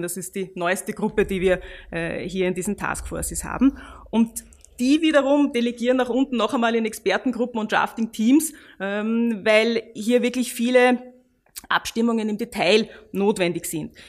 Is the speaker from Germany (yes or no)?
no; Austria; wir als Österreicher